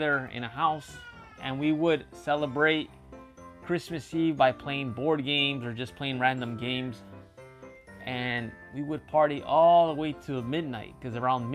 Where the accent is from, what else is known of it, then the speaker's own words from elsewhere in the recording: Chicago, Illinois, United States; now in Japan; as a kid growing up in Chicago and a Mexican family